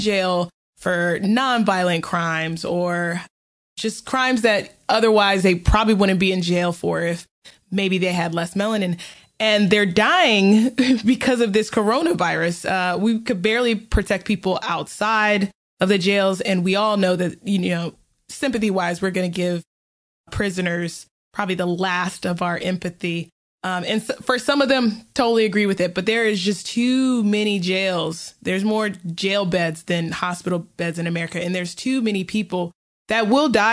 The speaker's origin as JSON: {"language": "English", "region": "the South", "country": "United States", "said": "as a Southerner and as a person of color"}